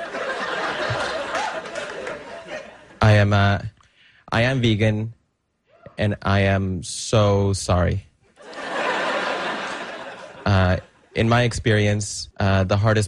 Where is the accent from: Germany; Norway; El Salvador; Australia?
El Salvador; now in Brooklyn, United States; I'm originally from El Salvador. But I live in Brooklyn